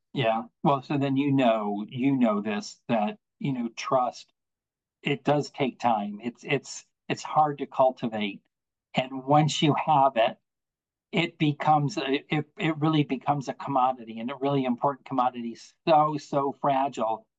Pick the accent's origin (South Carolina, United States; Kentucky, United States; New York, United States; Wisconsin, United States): New York, United States; Buffalo; now in Virginia, United States; I'm from Buffalo, um, and have lived in Virginia now for a number of years